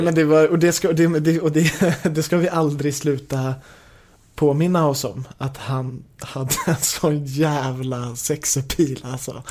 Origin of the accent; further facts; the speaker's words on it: Haninge, Stockholm County, Sweden; jag är uppvuxen i Haninge som ligger söder om stan, typ två mil söder om Stockholm